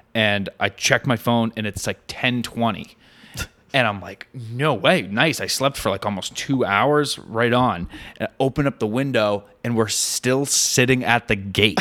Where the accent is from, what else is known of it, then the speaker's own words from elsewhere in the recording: New Hampshire, United States; I'm from New Hampshire.